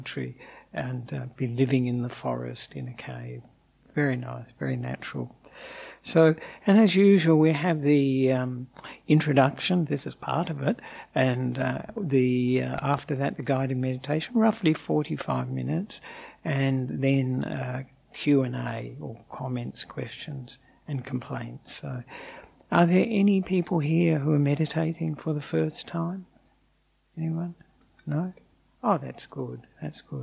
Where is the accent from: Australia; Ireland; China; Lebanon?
Australia; accent: Australian; also born or lived in Sri Lanka; as you may have guessed from the accent, I'm an Australian monk.